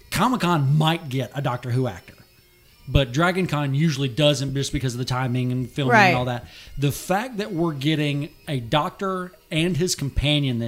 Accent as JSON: {"language": "English", "town": "Mobile", "region": "Alabama", "country": "United States", "tie": "born or raised there", "said": "I was born in Mobile"}